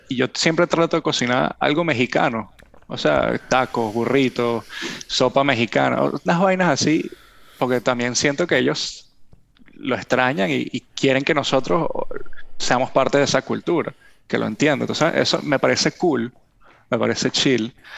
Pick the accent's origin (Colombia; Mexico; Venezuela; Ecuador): Venezuela; accent: Venezuelan; now in United States